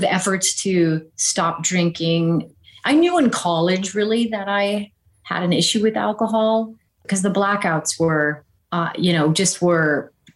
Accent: Jamestown, North Dakota, United States; also born or lived in Breckenridge, Minnesota / Wahpeton, North Dakota; I really grew up in Jamestown, North Dakota.

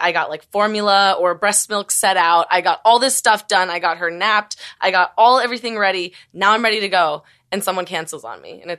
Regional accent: Las Vegas, Nevada, United States; now in Los Angeles, United States; I grew up in Vegas

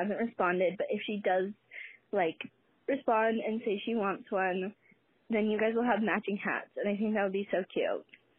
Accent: Canada; Because I'm Canadian.

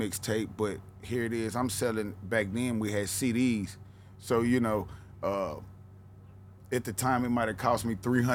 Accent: Nashville, Tennessee, United States; accent: Southern tone; also born or lived in West Coast; I come from Nashville, Cadsville, I come from the ghetto, I come from nothing

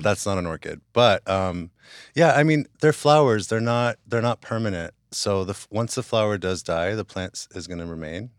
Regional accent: West Hollywood, California, United States; also born or lived in Hawaii; I grew up in West Hollywood

